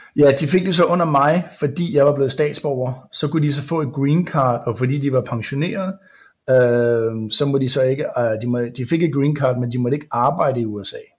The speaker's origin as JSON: {"language": "Danish", "country": "Denmark", "moved": "as an adult", "lives_now": "United States", "said": "som dansker"}